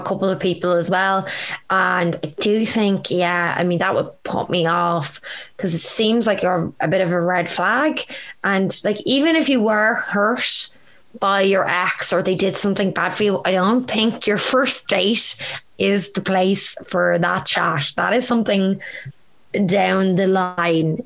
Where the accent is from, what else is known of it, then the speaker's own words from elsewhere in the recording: Ireland; as Irish people